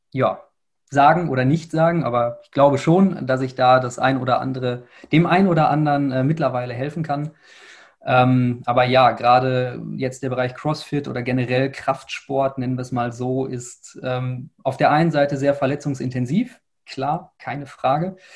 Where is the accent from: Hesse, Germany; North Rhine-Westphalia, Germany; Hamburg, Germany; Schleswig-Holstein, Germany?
North Rhine-Westphalia, Germany; Dortmund; ja, ich komme aus Dortmund, habe damals in Essen studiert